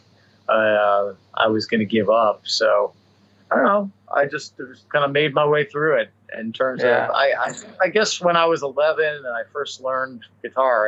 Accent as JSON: {"language": "English", "town": "Chicago", "region": "Illinois", "country": "United States", "tie": "born or raised there", "said": "I grew up in the Chicago area"}